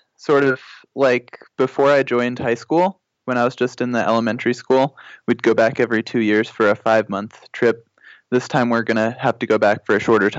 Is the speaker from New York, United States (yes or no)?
no; California, United States; also born or lived in Nebraska; So I was born in Nebraska. My dad was doing his surgery residency there, but they're both from California. So I'd say if I had to say somewhere that I'm from other than Kajabi, probably California.